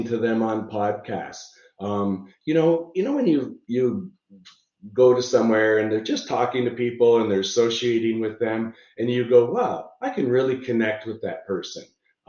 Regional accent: Niagara Falls, Ontario, Canada; I'm from Niagara Falls, Canada

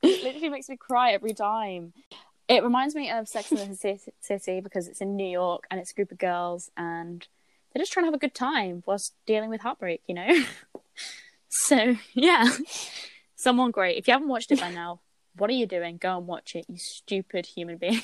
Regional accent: United Kingdom; also born or lived in Billericay, East of England / Barry Island, Wales; I grew up near Billericay and also near Barry Island

